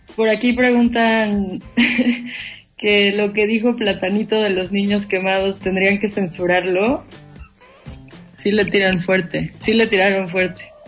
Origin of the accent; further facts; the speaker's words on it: Mexico; en nuestro país estamos un poco atrasados en eso